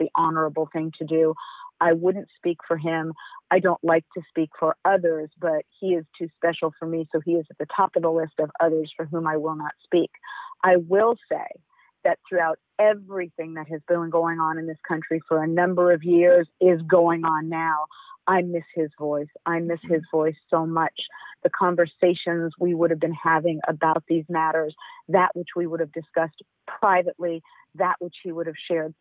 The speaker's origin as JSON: {"language": "English", "town": "Los Angeles", "region": "California", "country": "United States", "tie": "born or raised there", "also_born_or_lived": "Berkeley", "said": "I grew up in Los Angeles"}